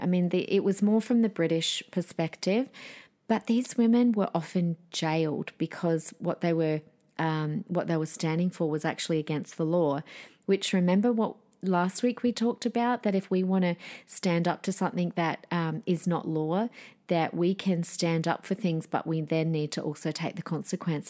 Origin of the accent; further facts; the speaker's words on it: Adelaide, South Australia, Australia; My hometown, South Australia, shout out Adelaideans